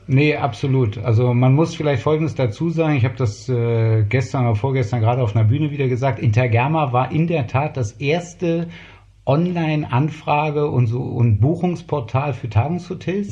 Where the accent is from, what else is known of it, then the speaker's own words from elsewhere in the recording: Berlin, Germany; Mein Vater war einer der großen Gastronomen in West-Berlin. Und so bin ich eigentlich Kind der, der Gastronomie